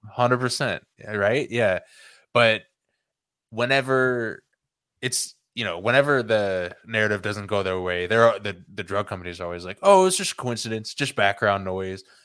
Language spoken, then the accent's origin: English; California, United States; growing up in California